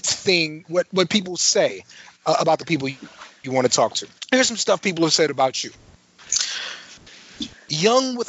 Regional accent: San Antonio, Texas, United States; my hometown

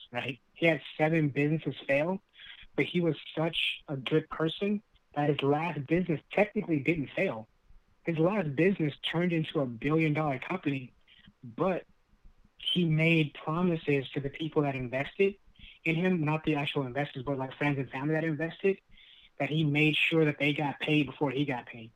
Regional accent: Lancaster, California, United States; our growing up in Lancaster

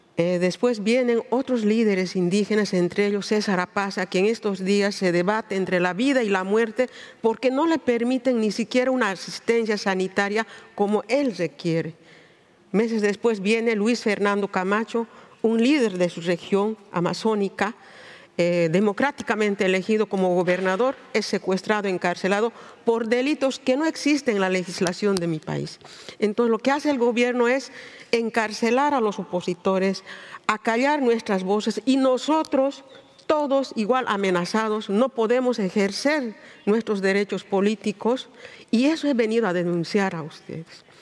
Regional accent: Bolivia; mi país, Bolivia

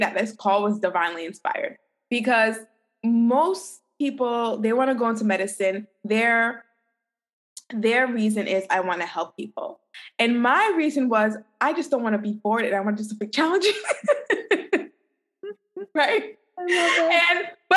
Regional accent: New York City, New York, United States; moved away as an adult; also born or lived in Kirksville, Missouri; I'm originally from New York City.

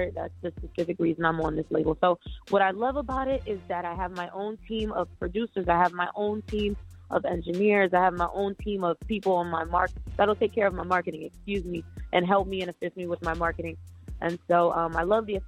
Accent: Akron, Ohio, United States; moved away as an adult; now in Los Angeles, United States; I am from the Akron, Ohio

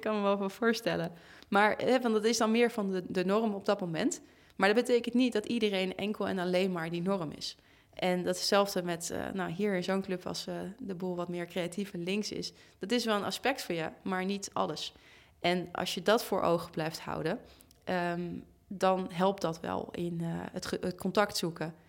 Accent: Amsterdam, North Holland, Netherlands; in de buurt waar ik ben opgegroeid, over de Bijlmer.

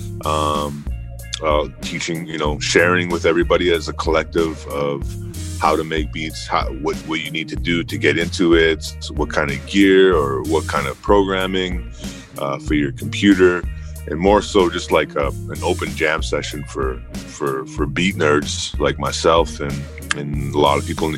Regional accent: Edmonton, Alberta, Canada; also born or lived in Goodfish Lake, Alberta; Originally I'm from Goodfish Lake, Cree First Nations. It's a reserve 3 hours from Edmonton, but mainly grew up in Edmonton, Alberta

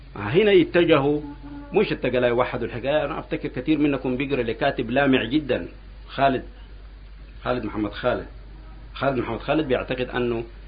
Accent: Sudan; نحن كان عندنا في السودان هنا

